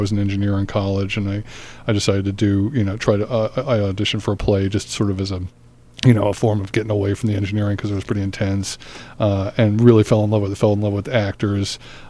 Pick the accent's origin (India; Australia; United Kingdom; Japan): Australia; also born or lived in Newark; now in United States; Well, I was born in Newark, but I only had a chance to spend 6 months there in those formative years, and then went to college back east. I grew up in Australia, though, which was, my parents moved there when I was about eight.